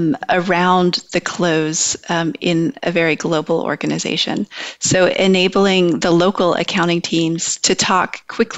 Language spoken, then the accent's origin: English; United States; growing up in America